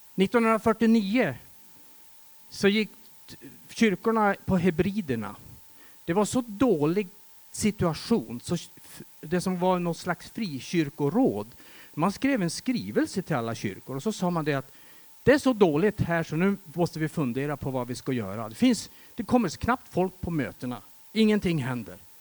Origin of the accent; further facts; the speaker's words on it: Västerbotten County, Sweden; Jag kommer från Västerbotten och i mina hemtrakter runt omkring där